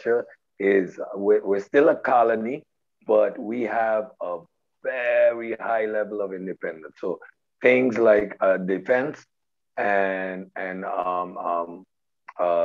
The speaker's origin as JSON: {"language": "English", "country": "Sint Maarten", "said": "I'm from St. Martin. I'm actually from the Dutch Caribbean."}